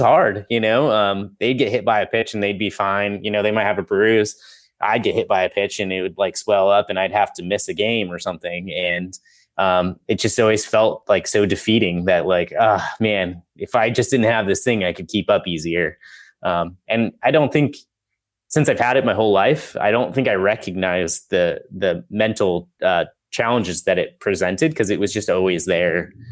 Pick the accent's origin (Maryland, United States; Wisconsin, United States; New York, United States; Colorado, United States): Colorado, United States; moved away as an adult; also born or lived in Nebraska; now in Salem, Massachusetts, United States; I was born in Colorado, lived there my whole life.